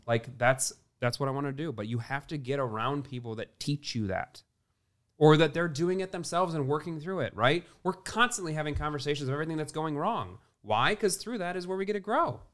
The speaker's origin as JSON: {"language": "English", "region": "Midwest", "country": "United States", "tie": "born or raised there", "said": "I grew up in the Midwest, meat and potatoes"}